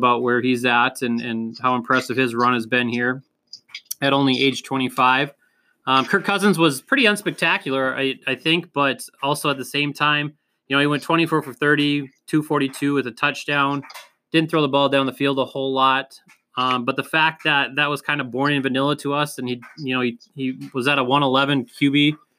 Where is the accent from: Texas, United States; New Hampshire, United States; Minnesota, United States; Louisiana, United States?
Minnesota, United States; Northfield; also born or lived in Lakeville, Minnesota; a good friend of mine that I grew up with in Northfield, Minnesota